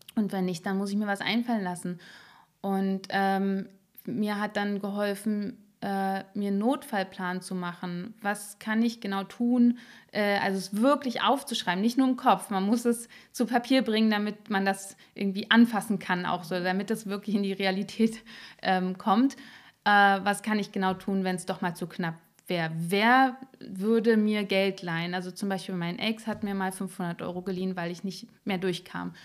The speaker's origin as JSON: {"language": "German", "region": "Berlin", "country": "Germany", "tie": "born or raised there", "said": "Ich bin in Marzahn aufgewachsen"}